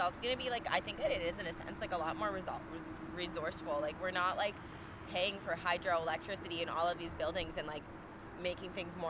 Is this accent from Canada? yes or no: yes; Canada; I was born here in Canada. This is my roots